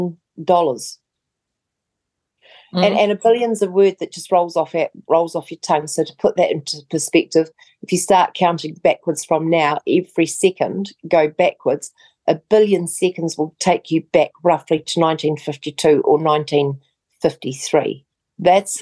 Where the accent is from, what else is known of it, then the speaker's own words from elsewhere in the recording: New Zealand; So as a New Zealander, you will no longer be able to just go.